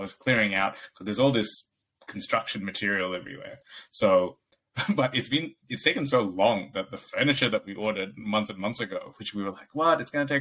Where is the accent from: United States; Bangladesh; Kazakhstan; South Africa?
Bangladesh; moved away; I grew up in Bangladesh